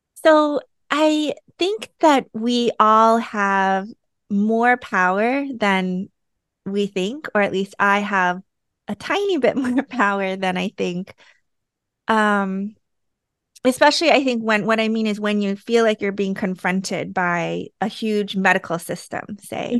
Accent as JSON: {"language": "English", "country": "United States", "said": "I'm Korean American"}